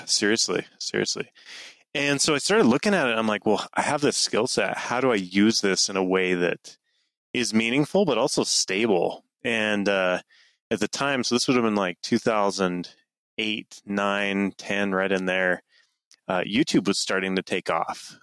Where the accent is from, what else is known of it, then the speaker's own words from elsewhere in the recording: Mountain Green, Utah, United States; I grew up in northern Utah a little town called Mountain Green, uh, kind of up in the mountains, as the name suggests